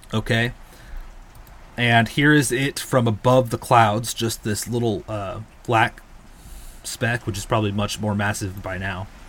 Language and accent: English; California, United States; I'm from California